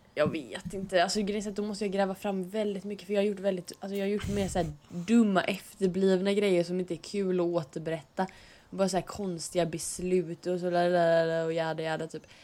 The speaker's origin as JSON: {"language": "Swedish", "town": "Stenkullen", "region": "Västra Götaland", "country": "Sweden", "said": "jag är från Stenkullen"}